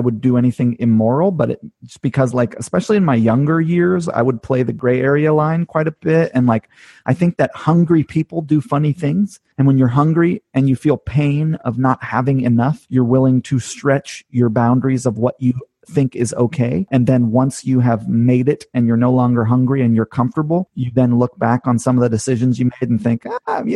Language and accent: English; California, United States; also born or lived in Hawaii; now in upstate New York, United States; I grew up in California mostly